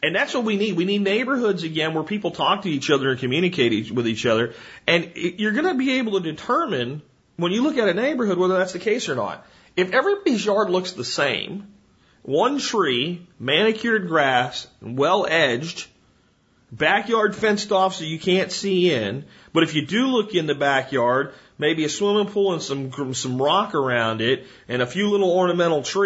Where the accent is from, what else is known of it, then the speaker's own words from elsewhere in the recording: New Jersey, United States; moved away; I was born in New Jersey